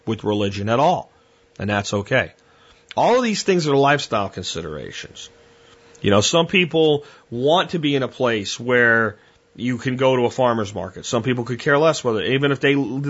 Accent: Pottsville, Pennsylvania, United States; also born or lived in Minersville, Pennsylvania; I did my teenage years of growing up in Pottsville and Minersville, Pennsylvania

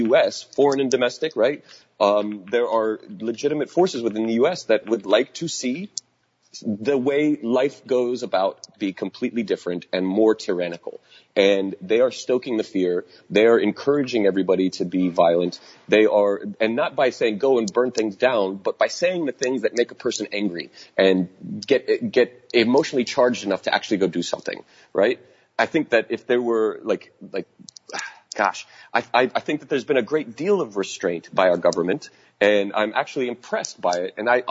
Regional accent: United States; we need to do as Americans

